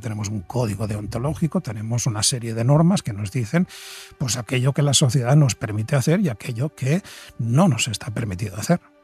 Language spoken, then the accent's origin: Spanish; Spain; en nuestro país, en España